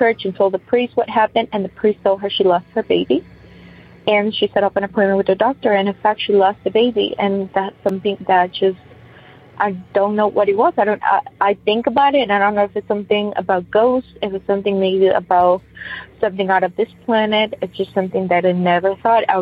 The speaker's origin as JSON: {"language": "English", "country": "Ecuador", "moved": "yes", "said": "I'm originally from Ecuador"}